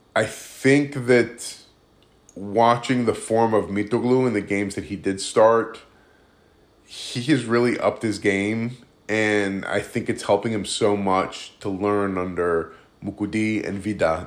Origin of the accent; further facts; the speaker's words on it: United States; I'm Greek American and I've, I've lived obviously my whole life in the States